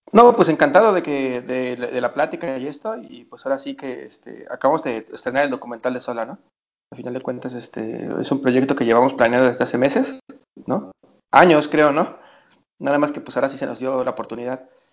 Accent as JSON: {"language": "Spanish", "country": "Mexico", "said": "somos mexicanos"}